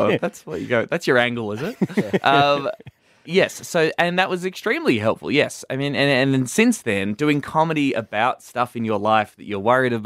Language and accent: English; Warrnambool, Victoria, Australia; moved away as an adult; also born or lived in Melbourne; I moved from my hometown of Warrnambool in Country Victoria to Melbourne in 2008